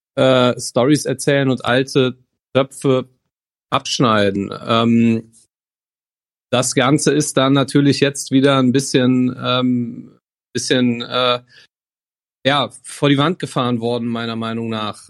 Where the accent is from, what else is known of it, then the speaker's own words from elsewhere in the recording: near Bonn, North Rhine-Westphalia, Germany; aus der Nähe von Bonn